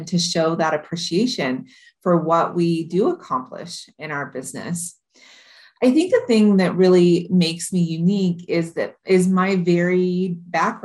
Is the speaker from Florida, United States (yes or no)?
no; Modesto, California, United States; also born or lived in Iowa; now in Hawaii, United States; I was born and raised in Modesto, California in the United States